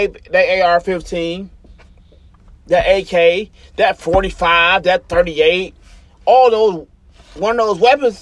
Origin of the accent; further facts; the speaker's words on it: United States; as an American